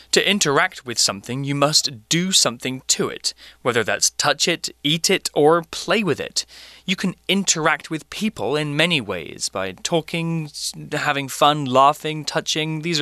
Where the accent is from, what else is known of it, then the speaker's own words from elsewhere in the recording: United Kingdom; now in Asia; I've been living in Asia for 10 years now, so so I've developed a slight American accent to my way of speaking because I'm not surrounded by British people anymore.